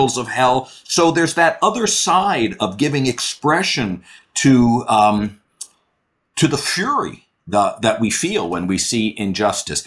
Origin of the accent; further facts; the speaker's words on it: Miami, Florida, United States; I come from Miami